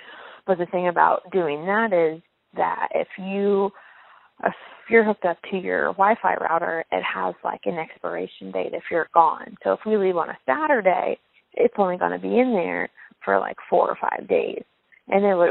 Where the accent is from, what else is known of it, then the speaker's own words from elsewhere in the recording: Wilmington, United States; we're from Wilmington.